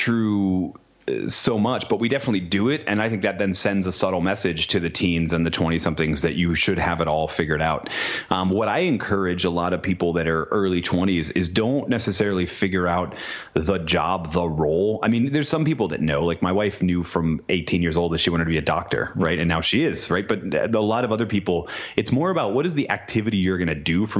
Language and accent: English; New England, United States; moved away as an adult; I grew up in New England